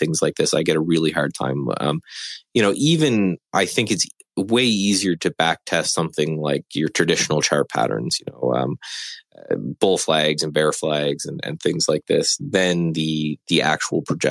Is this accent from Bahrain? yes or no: no; Canada; living in Canada and being Canadian